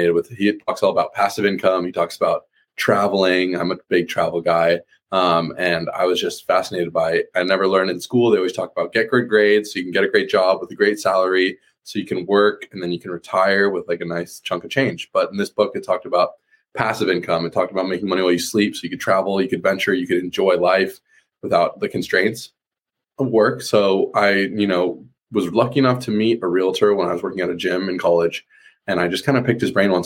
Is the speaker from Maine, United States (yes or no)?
no; Boulder, Colorado, United States; moved away as an adult; now in Santa Barbara, United States; I'm originally from Boulder, Colorado, but I came out here for school to get a degree at UC Santa Barbara